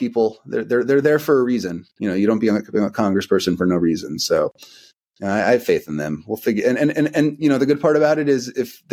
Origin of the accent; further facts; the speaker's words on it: United States; as an American